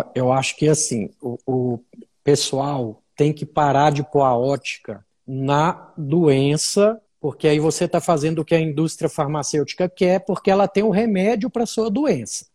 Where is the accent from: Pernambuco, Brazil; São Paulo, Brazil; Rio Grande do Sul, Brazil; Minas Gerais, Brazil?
Minas Gerais, Brazil; Uberlândia; moved away as an adult; now in Brasília, Brazil; sou mineiro de Uberlândia, estou perdido em Brasília há mais de 10 anos, então já sou candango